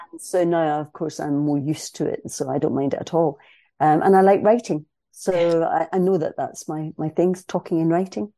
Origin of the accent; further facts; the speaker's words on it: Scotland, United Kingdom; I am a Scottish cis female